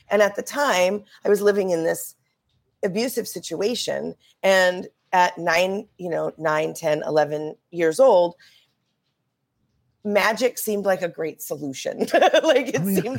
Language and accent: English; Minnesota, United States; now in Colorado, United States; I usually only tell people that I'm from Colorado because I've lived in Colorado since for such a long time.